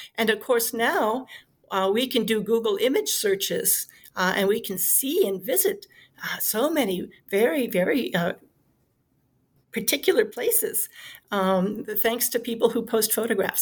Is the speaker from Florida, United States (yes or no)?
no; Washington, District of Columbia, United States; I grew up in Washington, D.C. in the 1970s, nation's capital